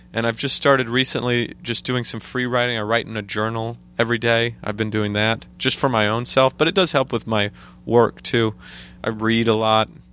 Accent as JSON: {"language": "English", "region": "Idaho", "country": "United States", "tie": "born or raised there", "moved": "as an adult", "lives_now": "New York, United States", "said": "where I grew up in Idaho"}